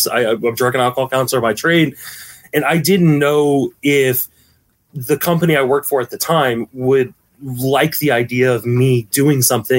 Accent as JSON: {"language": "English", "town": "Washington", "region": "District of Columbia", "country": "United States", "tie": "born or raised there", "said": "I was born in Washington, D.C."}